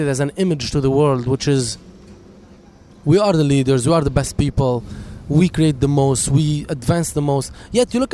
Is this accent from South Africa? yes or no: no; Lebanon; now in Los Angeles, United States; I was born in Lebanon